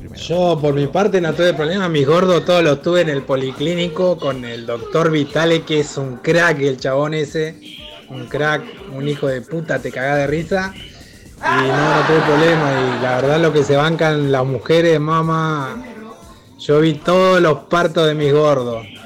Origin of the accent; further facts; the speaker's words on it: Neuquén, Argentina; nosotros nacimos todo en el Castro Rendón